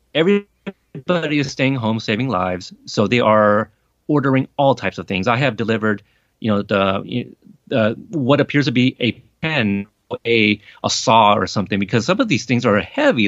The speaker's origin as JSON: {"language": "English", "town": "Portland", "region": "Oregon", "country": "United States", "tie": "born or raised there", "also_born_or_lived": "Corpus Christi, Texas", "said": "I have spent the next three decades growing up in Portland, Oregon"}